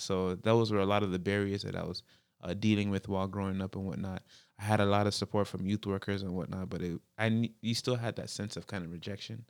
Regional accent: Toronto, Ontario, Canada; born and raised in the Jane Finch, uh, area

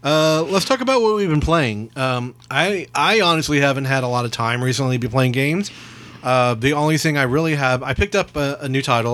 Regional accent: Texas, United States; We're from Texas.

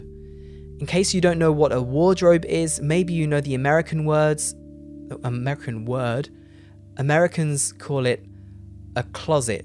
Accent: United Kingdom; I say jumper, because I'm British.

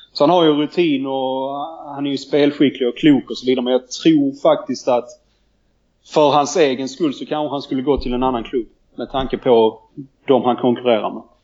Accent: Landskrona, Skåne, Sweden; där jag kommer från, Landskrona.

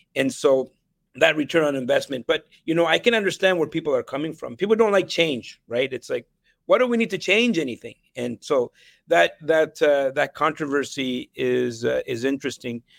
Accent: Ottawa, Ontario, Canada; also born or lived in El Salvador / Nicaragua / Vancouver; I grew up in Ottawa

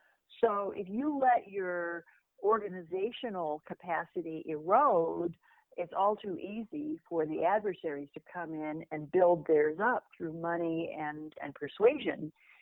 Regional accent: Oklahoma, United States; now in New York City, United States; I grew up in Oklahoma. I have relatives in Nebraska, but I went to college in Connecticut, and I've lived in New York City for some 40 years.

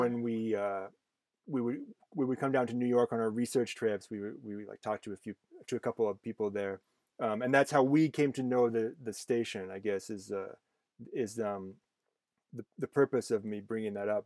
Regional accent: Canada; I'm Canadian

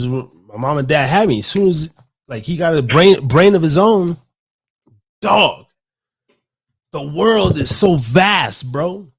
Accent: Reno, Nevada, United States; also born or lived in Las Vegas; I always just say Nevada. And then, oh yeah, where from? And I say, well, you know, I moved from Las Vegas. That's where I was living before I currently came here. But Reno's home, man.

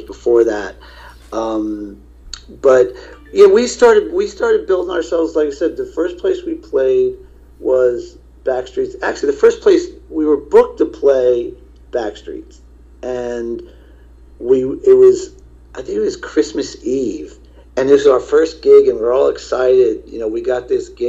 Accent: Virginia, United States; moved away; also born or lived in New Jersey; when I grew up in Virginia

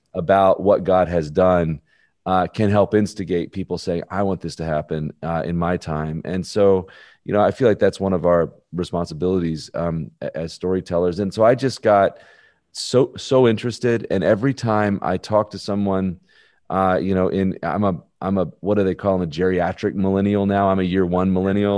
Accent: Birmingham, Alabama, United States; I'm born and raised in Birmingham, Alabama.

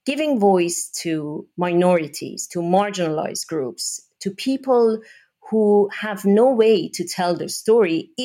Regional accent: Iran; moved away as an adult; I'm originally from Iran. I was born and raised in that country. I went to school there, university

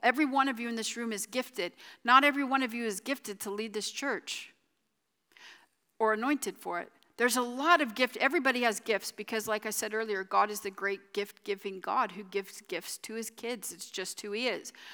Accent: United States; I am American

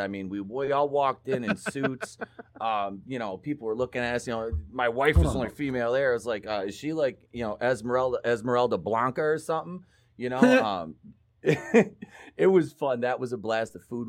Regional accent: Michigan, United States; I am straight out of the murder mitten

